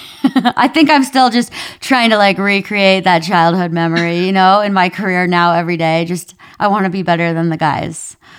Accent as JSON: {"language": "English", "region": "Minnesota", "country": "United States", "tie": "born or raised there", "accent": "Minnesotan", "said": "I grew up in Minnesota"}